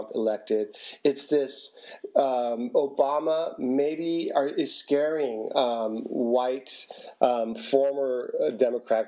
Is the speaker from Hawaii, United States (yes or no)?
yes; Hawaii, United States; I grew up in Hawaii